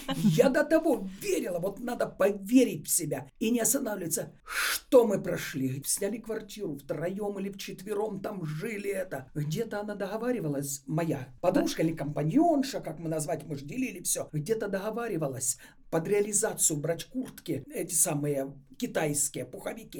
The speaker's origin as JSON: {"language": "Russian", "country": "Ukraine", "tie": "born or raised there", "moved": "yes", "lives_now": "Moscow, Russia", "said": "Я сама из Украины. Вся молодость моя там на Украине прошла."}